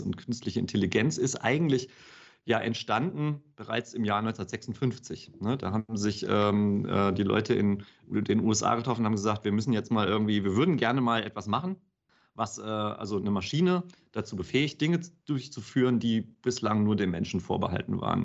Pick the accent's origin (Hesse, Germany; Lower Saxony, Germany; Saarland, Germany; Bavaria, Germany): Hesse, Germany; ich bin in, in Hessen aufgewachsen